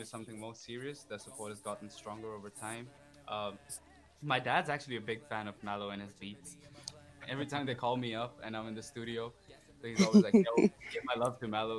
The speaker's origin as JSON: {"language": "English", "town": "New Delhi", "region": "Delhi", "country": "India", "moved": "as an adult", "lives_now": "Germany", "said": "I'm from New Delhi, India. Came here to study to Germany"}